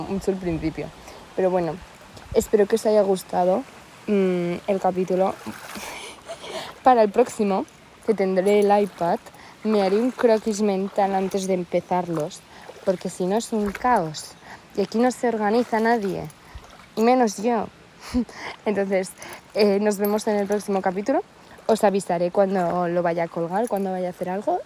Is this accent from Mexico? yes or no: no; Spain; vengo de la España